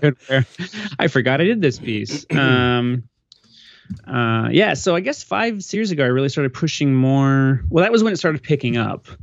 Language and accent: English; Phoenix, Arizona, United States; moved away as an adult; also born or lived in Des Moines, Iowa / Tucson, Arizona / Jersey City, New Jersey; now in San Diego, United States; I'm originally from Phoenix, uh, born